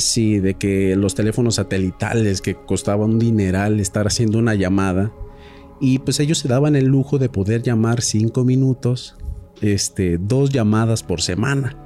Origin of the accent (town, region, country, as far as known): Mexico